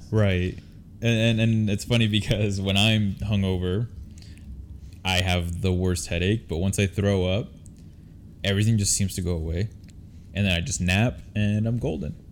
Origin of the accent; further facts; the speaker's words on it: Utah, United States; We're from Utah.